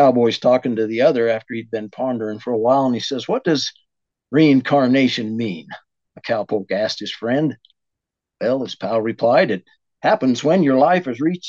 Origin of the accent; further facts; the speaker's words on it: northern Wyoming, United States; moved away; I was born and raised in Wyoming, northern Wyoming to be exact.